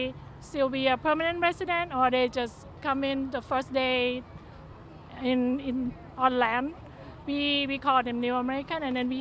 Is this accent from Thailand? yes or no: yes; Thailand; English is a second language; now in Fresno, United States; I'm from Thailand. I've been here 20 years.